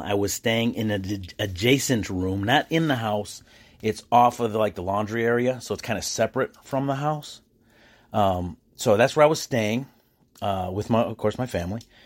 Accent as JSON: {"language": "English", "country": "United States", "said": "I'm an American"}